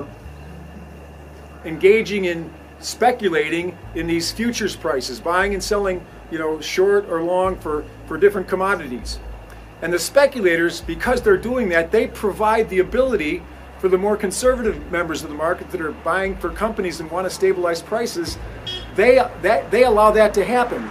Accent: Chicago, Illinois, United States; I'm from Chicago

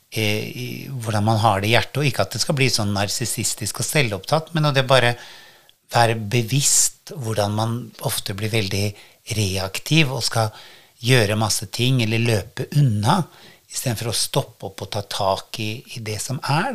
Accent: Norway; moved away; Jeg hadde jo ikke bodd hjemme i Norge på 23 år, og så flytta jeg tilbake

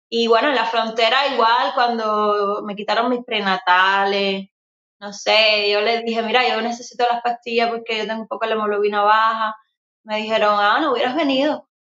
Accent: Cuba; moved away as an adult; now in Miami, United States; desde salí de Cuba

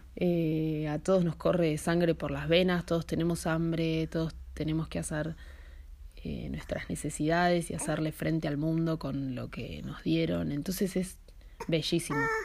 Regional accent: Buenos Aires, Argentina; moved away as an adult; soy nacida en Argentina, en Buenos Aires.

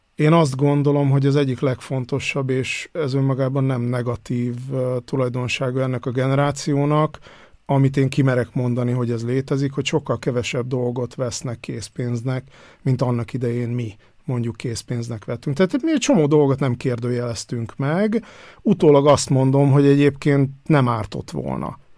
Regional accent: Hungary; moved away as an adult; now in Vienna, Austria; én falun nőttem föl, vagy legalábbis az évem, életem első tíz évét falun töltöttem

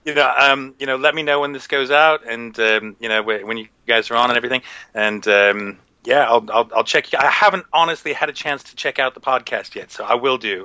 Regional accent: United States; moved away; I'm American.

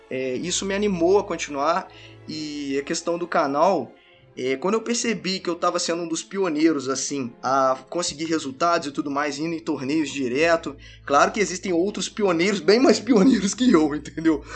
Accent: Minas Gerais, Brazil; also born or lived in Juiz de Fora; sou de Minas Gerais, eu moro em Juiz Fora

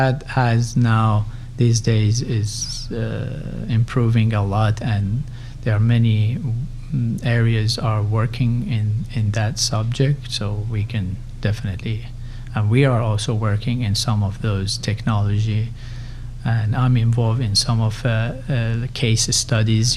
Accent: Tehran, Tehran Province, Iran; moved away as an adult; also born or lived in Berkeley, California, United States; now in United States; I'm originally Persian. I grew up in uh, Tehran in Iran

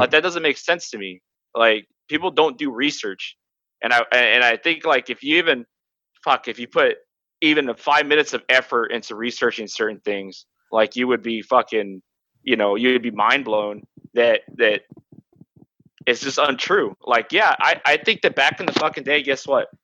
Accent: Turlock, California, United States; born or raised there

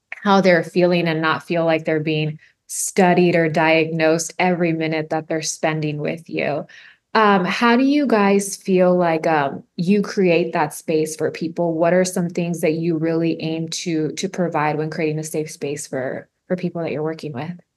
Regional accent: Harlingen, Texas, United States; I grew up in the Valley, I grew up in Harlingen too

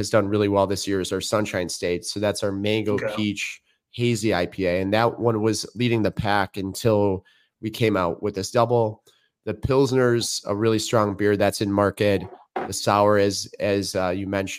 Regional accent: Chicago, Illinois, United States; I grew up in Chicago. I'm about 35 miles from there now.

